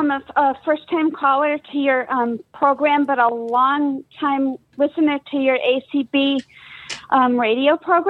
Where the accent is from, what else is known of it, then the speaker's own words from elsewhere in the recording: Massachusetts, United States; I'm from Massachusetts.